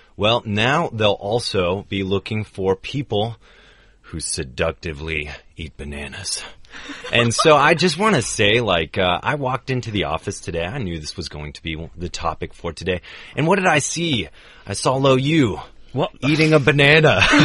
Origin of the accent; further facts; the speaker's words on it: United States; as an American in the U.S.